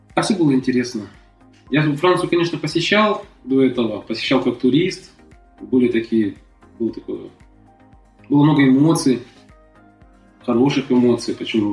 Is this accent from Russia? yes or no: no; Kazakhstan; moved away as an adult; я из Казахстана